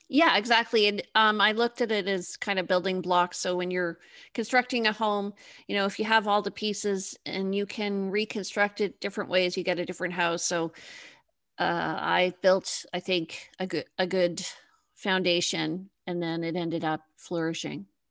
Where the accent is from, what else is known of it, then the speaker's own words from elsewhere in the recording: Toronto, Ontario, Canada; moved away as an adult; now in Victoria, Canada; So I'm actually in Victoria. I'm on the West Coast, but I grew up in Toronto